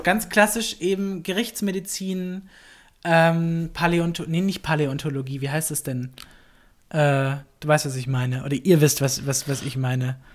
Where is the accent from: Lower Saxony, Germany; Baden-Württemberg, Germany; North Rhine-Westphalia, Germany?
Baden-Württemberg, Germany; moved away as an adult; now in Berlin, Germany; ich komme ja aus, ein, aus Süddeutschland, ich komme aus Baden-Württemberg